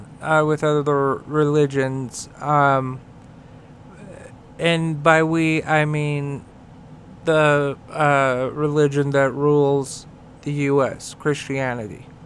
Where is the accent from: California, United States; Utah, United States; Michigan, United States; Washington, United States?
Utah, United States; I'm from Utah. I don't practice any faith religiously